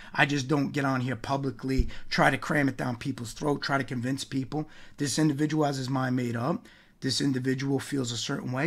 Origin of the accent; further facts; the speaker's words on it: New York, United States; growing up in New York